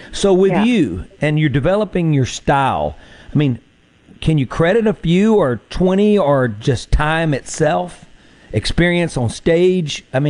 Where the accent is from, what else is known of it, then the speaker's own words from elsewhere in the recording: the Mississippi Delta, United States; growing up in the Delta, land of the Delta blues and gospel